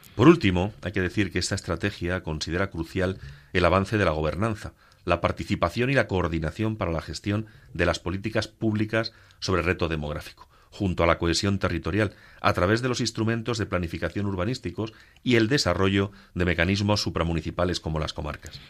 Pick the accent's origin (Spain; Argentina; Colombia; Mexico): Spain; Castilla-La Mancha; como dicen en mi tierra manchega